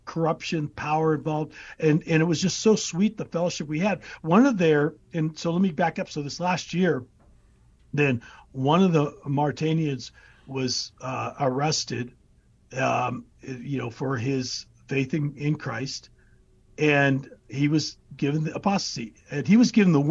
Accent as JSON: {"language": "English", "country": "United States", "said": "who am I as an American?"}